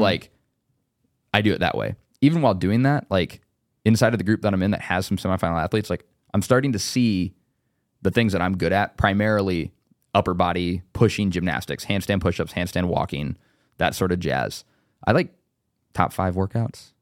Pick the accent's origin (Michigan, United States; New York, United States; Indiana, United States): Indiana, United States; I was from Indiana